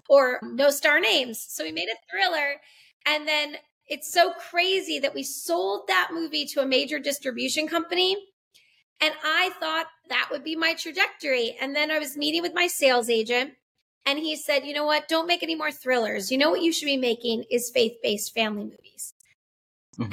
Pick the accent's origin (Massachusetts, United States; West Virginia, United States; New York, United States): Massachusetts, United States; moved away as an adult; also born or lived in Los Angeles, California / Albuquerque, New Mexico; Andrea and I actually grew up as ministers' kids in Massachusetts.